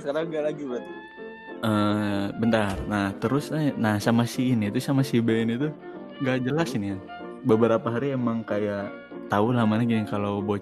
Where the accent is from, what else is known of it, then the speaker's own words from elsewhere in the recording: Ciamis, West Java, Indonesia; Gue kan dari Ciamis ke Tasik ya bang ya.